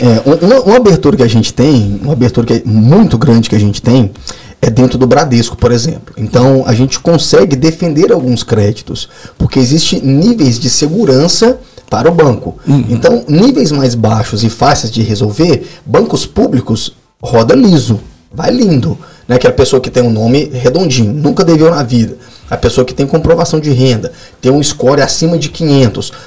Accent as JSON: {"language": "Portuguese", "town": "Belo Horizonte", "region": "Minas Gerais", "country": "Brazil", "moved": "as an adult", "lives_now": "Guarapari, Brazil", "said": "Sou, eu sou mineiro, sou lá de BH"}